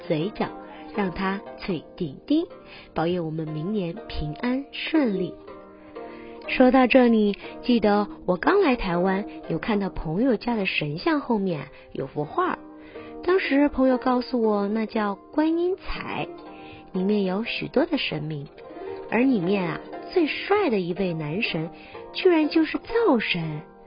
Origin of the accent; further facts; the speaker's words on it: Hunan, China; now in Taiwan; 祭拜灶神啊，在我们湖南老家可是很重要的。 记得小时候妈妈都会说